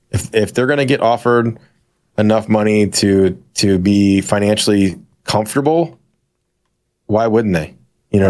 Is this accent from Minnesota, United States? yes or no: no; St. Louis, Missouri, United States; Saint Louis